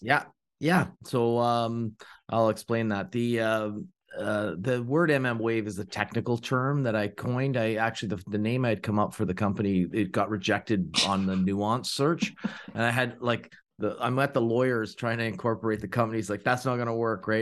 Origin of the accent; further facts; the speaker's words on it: Ontario, Canada; now in Oakville, Canada; I'm from Ontario, Canada